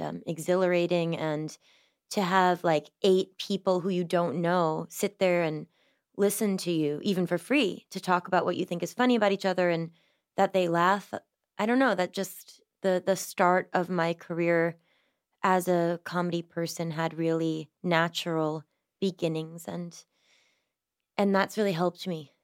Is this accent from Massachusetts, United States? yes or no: yes; Massachusetts, United States; I grew up in Massachusetts in a big old house in the middle of the woods.